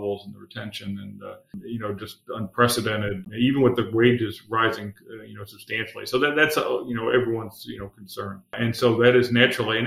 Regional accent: Akron, Ohio, United States; also born or lived in Dayton, Ohio; I've been pretty much, except very early in my life, an Ohio guy. My whole life, I grew up in the Akron, Cleveland area

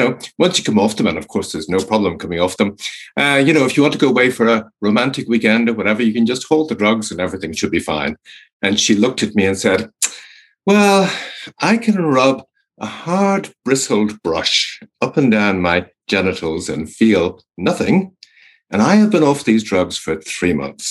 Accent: Ireland; I'm Irish, and when I grew up in Ireland

